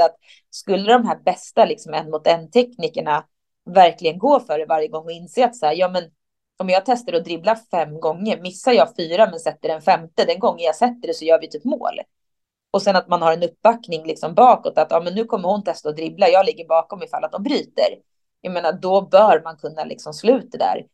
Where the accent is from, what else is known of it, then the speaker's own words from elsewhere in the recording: Stockholm, Stockholm County, Sweden; där jag är ifrån i Stockholm